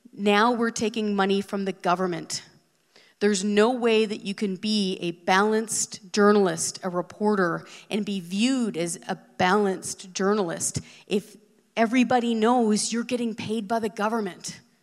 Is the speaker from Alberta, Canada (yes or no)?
no; Hope, British Columbia, Canada; moved away as an adult; also born or lived in Ottawa; I was born and raised in Western Canada. I'm from Hope, BC.